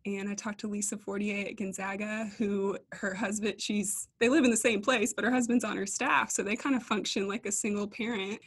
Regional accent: East Coast, United States; moved away as an adult; also born or lived in Minneapolis; now in Abilene, United States; We're both from the East Coast

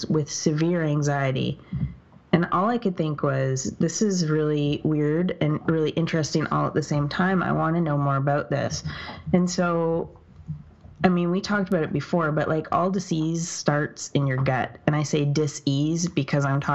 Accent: Canada; I'm Canadian

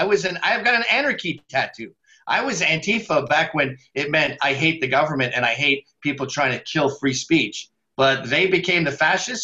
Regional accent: Scotland, United Kingdom; Oh, no. I'm so Scottish. We never forget a dime.

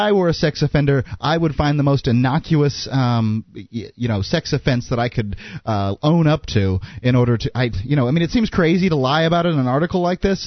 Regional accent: Florida, United States; the two Florida guys

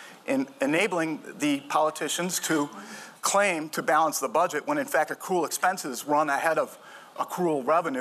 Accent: Chicago, Illinois, United States; I grew up in the Chicago area

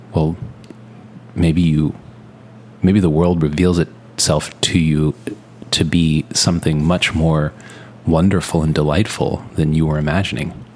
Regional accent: Texas, United States; we're from Texas

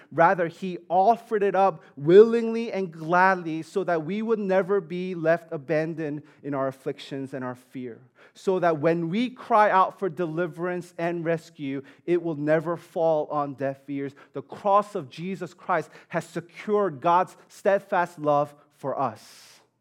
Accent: New York City, New York, United States; I grew up in Staten Island

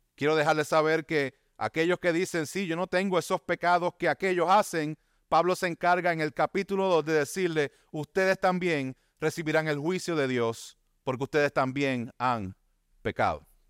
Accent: Bayamón, Puerto Rico; Vivía aquí en Bayamón, me crié en Bayamón

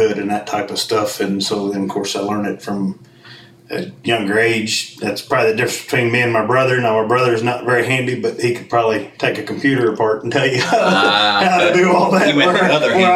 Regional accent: Ohio, United States; moved away as an adult; I moved here in 95 from Ohio. That's where I'm actually from

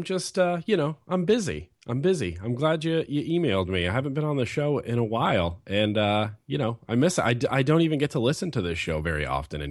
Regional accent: California, United States; born there; This is where my mom and dad grew up. I was born in California, so I've always felt kind of at home here

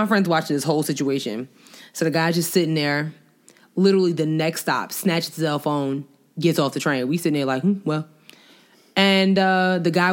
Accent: Long Island, New York, United States; I grew up on Long Island

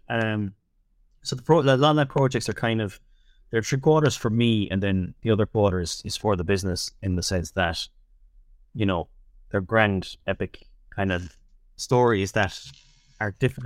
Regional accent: Tipperary, Munster, Ireland; moved away as an adult; also born or lived in Dublin; I'm from Tipperary originally.

